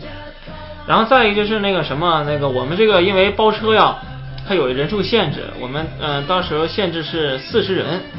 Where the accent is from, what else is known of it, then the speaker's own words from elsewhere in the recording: Liaoning, China; 我们东北啊，我是东北人